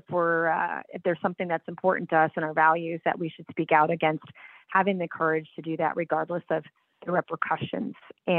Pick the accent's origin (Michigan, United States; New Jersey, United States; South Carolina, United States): South Carolina, United States; Charleston; also born or lived in Fort Bragg, North Carolina; And I grew up in South Carolina. I was actually born at Fort Bragg, North Carolina, because my dad was in the Army for 28 years and retired a one-star general. And retired to Charleston, where I grew up.